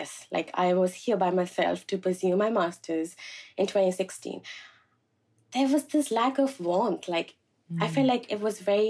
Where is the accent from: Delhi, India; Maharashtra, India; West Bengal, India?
Delhi, India; New Delhi; moved away as an adult; also born or lived in Buffalo, United States / New York, United States; now in United States; My parents are from a southern state in India called Kerala, but I was raised in New Delhi